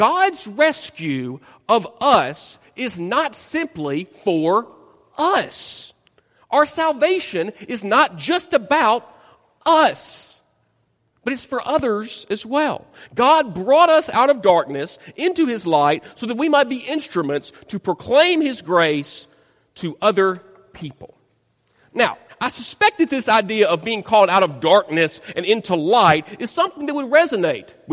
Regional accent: Dyersburg, Tennessee, United States; moved away; my hometown of Dyersburg, Tennessee

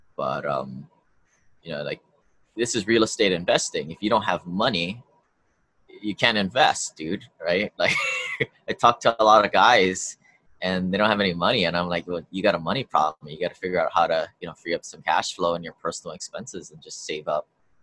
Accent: Hawaii, United States; I grew up here in Hawaii

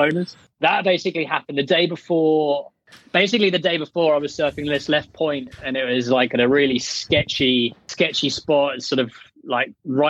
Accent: England, United Kingdom; accent: well-spoken British English; now in Portugal; I grew up surfing in England

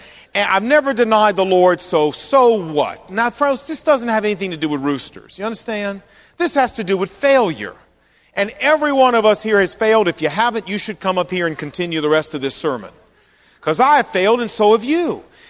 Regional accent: New Jersey, United States; Well, if you live up there, you'd probably say Brooklyn. But no, I'm actually from New Jersey.

